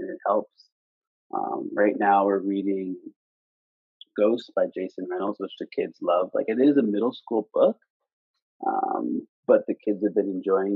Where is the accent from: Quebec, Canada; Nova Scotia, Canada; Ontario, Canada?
Nova Scotia, Canada; Preston; I'm from Preston, Nova Scotia